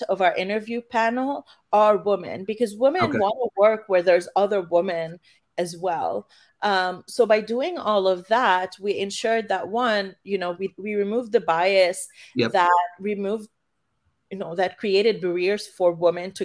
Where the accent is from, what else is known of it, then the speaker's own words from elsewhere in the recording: Canada; moved away as an adult; now in San Francisco, United States; I'm originally from Canada